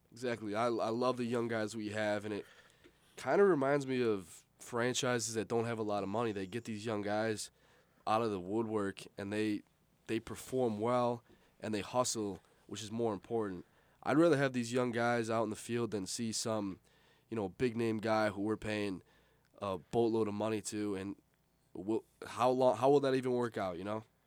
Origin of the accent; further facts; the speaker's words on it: Buffalo, New York, United States; I'm from Buffalo